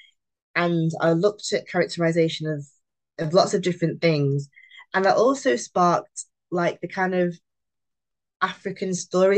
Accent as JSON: {"language": "English", "town": "Long Eaton", "region": "East Midlands", "country": "United Kingdom", "tie": "born or raised there", "also_born_or_lived": "Sheffield", "said": "I was born in Sheffield, but I grew up in Long Eaton, which is in between Nottingham and Derby."}